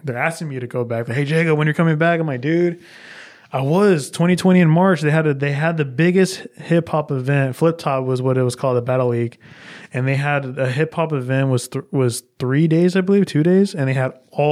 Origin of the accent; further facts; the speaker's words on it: United States; I'm from America